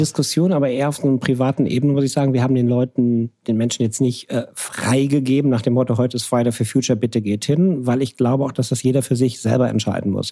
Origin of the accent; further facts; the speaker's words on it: near Krefeld, North Rhine-Westphalia, Germany; moved away; Ich bin von Niederrhein. Ich komme aus der Gegend von. Wenn ich hier gefragt werde, komme ich offiziell immer aus Düsseldorf. Wenn Leute sich dann auskennen, komme ich aus Krefeld. Wenn sie sich noch besser auskennen, komme ich aus der Gegend bei Krefeld